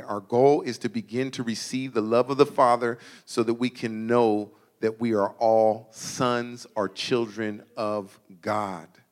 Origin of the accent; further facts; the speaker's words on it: Suisun City, California, United States; I grew up here in Susoon